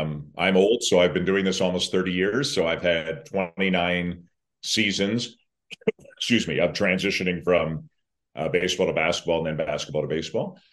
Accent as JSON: {"language": "English", "town": "Toronto", "region": "Ontario", "country": "Canada", "tie": "born or raised there", "said": "I'm from Toronto"}